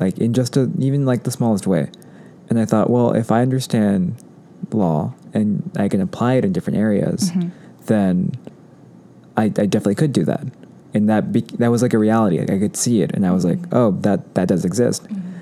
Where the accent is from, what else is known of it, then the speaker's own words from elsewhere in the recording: Anaheim, California, United States; also born or lived in Fullerton, California; growing up in Orange County